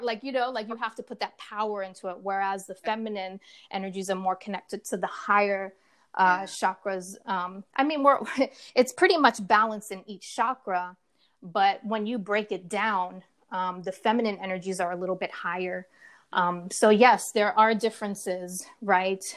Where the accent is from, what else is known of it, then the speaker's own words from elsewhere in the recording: Rhode Island, United States; moved away as an adult; also born or lived in California; I'm originally from um, the East Coast, Rhode Island. So I left Rhode Island, my hometown.